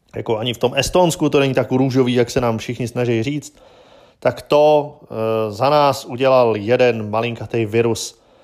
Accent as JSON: {"language": "Czech", "country": "Czechia", "said": "my u nás v Čechách"}